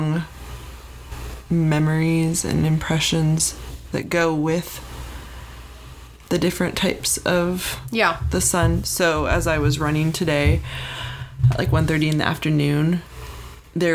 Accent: Arizona, United States; I grew up in Arizona

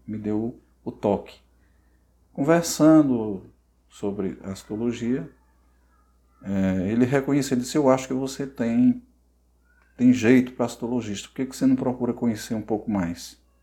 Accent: Barro, Ceará, Brazil; moved away as an adult; also born or lived in Cajazeiras, Paraíba; now in Paraíba, Brazil; eu nasci no Ceará, né? E aos 10 anos, eu morava na zona rural, aos 10 anos eu fui para a cidade, né? cidadezinha do interior do Ceará chamada Barro, e lá eu cursei todo o meu ensino fundamental e médio

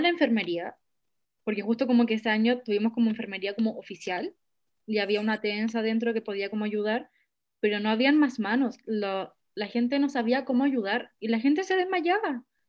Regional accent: Chile; como yo siendo chilena, nacida en Chile, haber estado acá toda mi vida

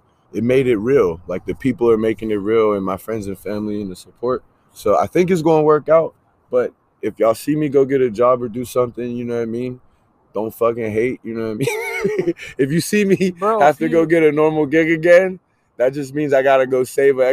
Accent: Pittsburgh, Pennsylvania, United States; now in Ottawa, Canada; I'm from Pittsburgh, man. I'm from the south side of Pittsburgh. I grew up, you know, in the hood

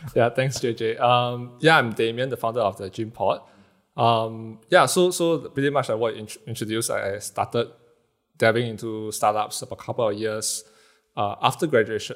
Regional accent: Singapore; being Singaporean, live in houses that's not too big

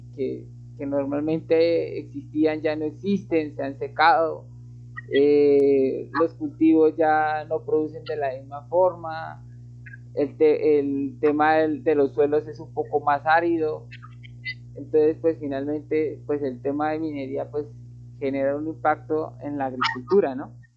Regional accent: Colombia; lo hablo aquí en mi país, que es Colombia

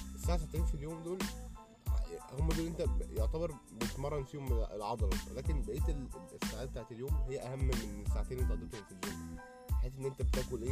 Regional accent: Egypt; عندنا في مصر

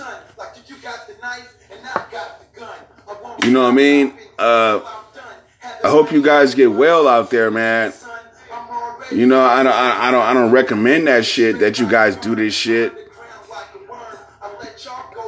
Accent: Bay Area, California, United States; I'm from the Bay Area

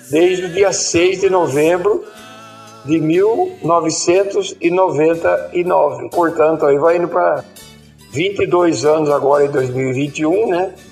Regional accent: Botucatu, São Paulo, Brazil; also born or lived in Itatinga; Eu nasci aqui na Fazenda Boa Vista, no pé da Serra de Botucatu, em 25 de abril de 1953. Morei em Tatinga, na região de Tatinga, por vários anos. De lá retornei para Botucatu em 1965 e estou por aqui até hoje.

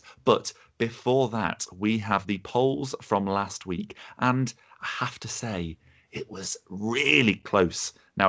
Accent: Leicester, East Midlands, United Kingdom; being from Leicester, Coventry is just down the road

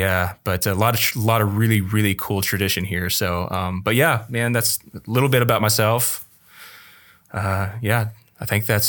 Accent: Ponca City, Oklahoma, United States; moved away as an adult; also born or lived in Texas; now in Michigan, United States; born and raised in Okie. Spent the majority of my life in Oklahoma, born and raised in Ponca City.

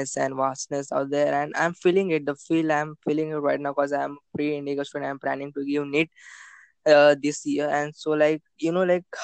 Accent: Mumbai, Maharashtra, India

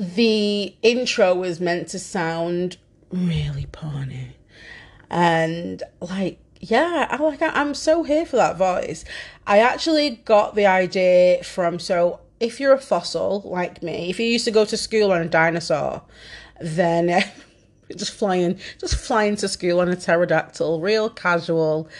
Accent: Manchester, North West England, United Kingdom; I am Mancunian as fuck and don't say words properly

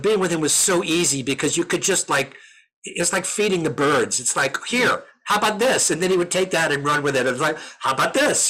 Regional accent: New York, United States; I'm from New York

